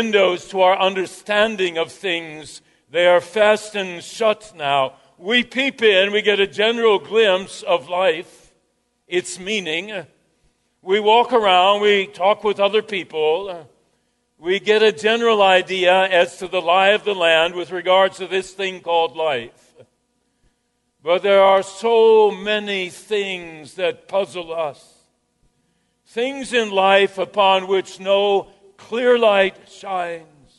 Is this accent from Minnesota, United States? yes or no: yes; Jasper, Minnesota, United States; Growing up in Jasper, Minnesota, population 600